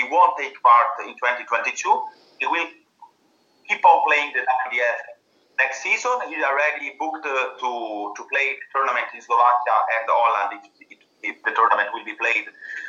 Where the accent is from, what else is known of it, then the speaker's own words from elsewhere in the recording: Venice, Veneto, Italy; English is a second language; I'm from Venice